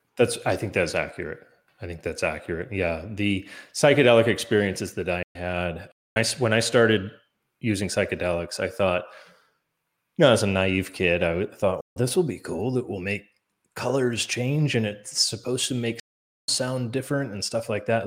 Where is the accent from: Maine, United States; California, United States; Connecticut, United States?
Maine, United States; growing up in Maine